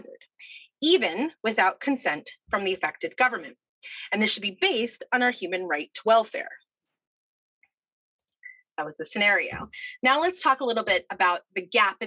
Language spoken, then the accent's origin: English; New Jersey, United States; moved away as an adult; also born or lived in Boston; I grew up in New Jersey, moved to Boston to do my undergrad